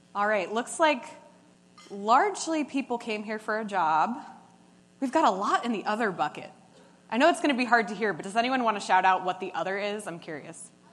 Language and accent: English; New York City, New York, United States; I'm from New York City.